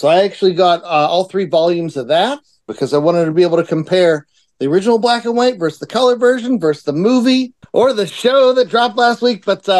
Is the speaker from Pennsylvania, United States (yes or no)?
yes; Pittsburgh, Pennsylvania, United States; Ah, I'm from Pittsburgh. We go to Giant Eagles.